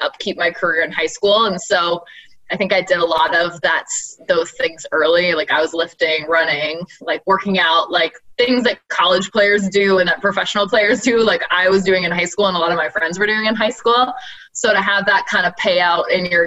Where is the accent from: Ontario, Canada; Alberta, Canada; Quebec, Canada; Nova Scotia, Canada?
Nova Scotia, Canada; Halifax; moved away as an adult; now in Toronto, Canada; I was born and raised in Halifax, Nova Scotia. I moved to Toronto like right when I graduated university